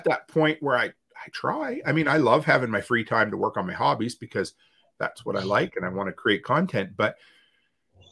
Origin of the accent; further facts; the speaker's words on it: East Coast, Atlantic Canada, Canada; now in Alberta, Canada; growing up on the East Coast